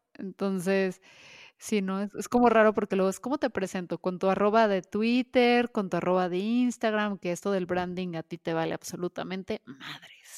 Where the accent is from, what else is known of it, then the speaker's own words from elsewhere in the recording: Guadalajara, Jalisco, Mexico; como somos de Jalisco, específicamente de Guadalajara